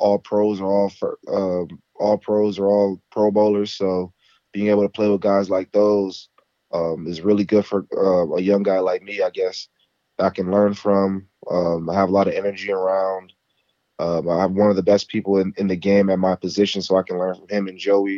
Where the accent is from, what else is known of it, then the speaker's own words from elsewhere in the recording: Carson, California, United States; This is where I'm from. You know, I grew up in Carson, California